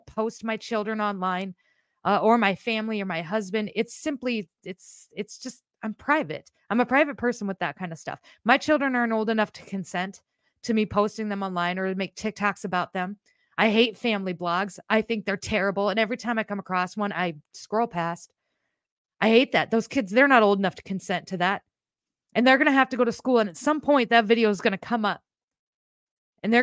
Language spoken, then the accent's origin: English; Iowa, United States; I am from Iowa